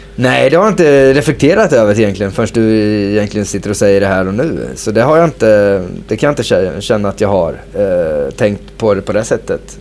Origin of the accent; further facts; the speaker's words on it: Sweden; moved away as an adult; also born or lived in Copenhagen, Denmark / Norwich, England; vi svenskar